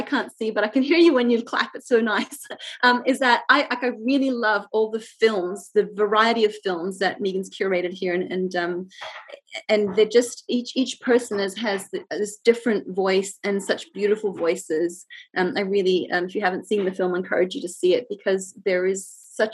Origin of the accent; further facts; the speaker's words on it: Jakarta, Indonesia; now in Australia; I grew up in Indonesia and Jakarta